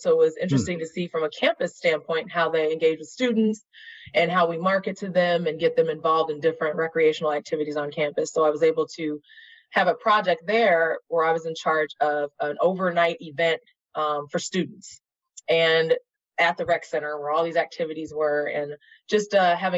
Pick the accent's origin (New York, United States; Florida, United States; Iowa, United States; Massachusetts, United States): Iowa, United States; Des Moines; moved away as an adult; also born or lived in Oregon; now in Chicago, United States; I grew up in Des Moines, Iowa